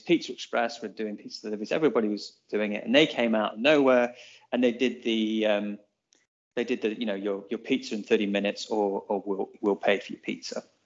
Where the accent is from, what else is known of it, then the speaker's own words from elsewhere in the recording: England, United Kingdom; now in Auckland, New Zealand; we're English